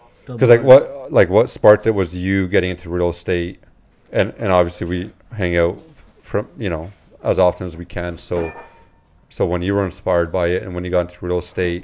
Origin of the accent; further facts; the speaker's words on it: London, Ontario, Canada; I got born and raised in London.